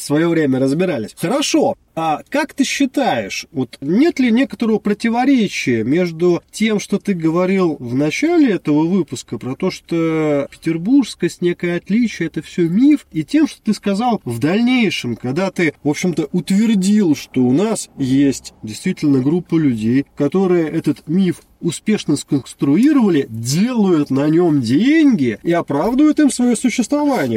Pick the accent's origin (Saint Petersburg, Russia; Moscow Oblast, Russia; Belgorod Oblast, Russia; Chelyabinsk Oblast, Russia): Saint Petersburg, Russia; Мы с тобой, как известно, петербуржцы